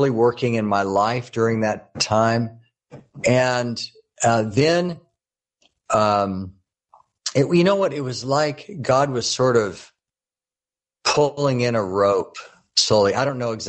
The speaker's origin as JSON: {"language": "English", "area": "Orange County", "region": "Southern California", "country": "United States", "tie": "born or raised there", "said": "I grew up in Southern California, there in the Orange County area"}